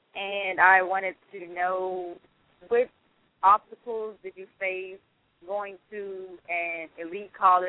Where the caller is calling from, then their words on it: Laurel, Maryland, United States; I'm a student, and I am calling from Laurel, Maryland.